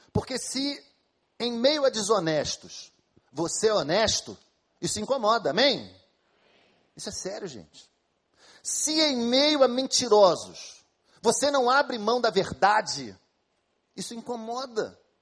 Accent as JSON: {"language": "Portuguese", "country": "Brazil", "said": "Somos brasileiros, a maioria de nós aqui"}